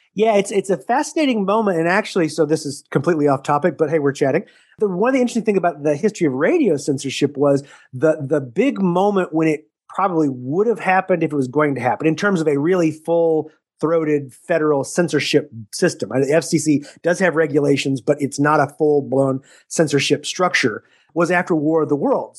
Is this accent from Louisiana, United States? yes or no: no; Texas, United States; also born or lived in Missouri; now in Syracuse, United States; I grew up in Texas